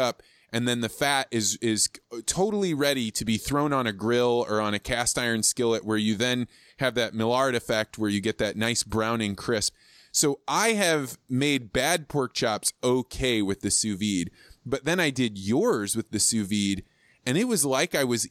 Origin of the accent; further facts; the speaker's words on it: Midwest, United States; I grew up in the Midwest.